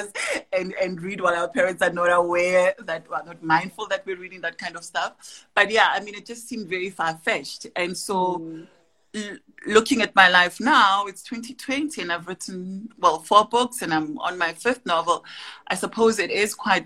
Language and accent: English; Tembisa, Gauteng, South Africa; I grew up in Tembisa in the East Rand